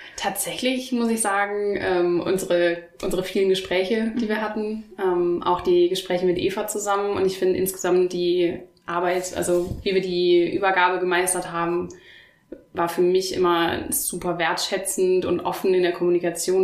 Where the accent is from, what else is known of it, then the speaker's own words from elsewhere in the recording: Oberhausen, North Rhine-Westphalia, Germany; moved away as an adult; now in Stuttgart, Germany; Ich komme ursprünglich aus dem Ruhrgebiet, aus Oberhausen bin dann für mein Masterstudium nach Stuttgart gekommen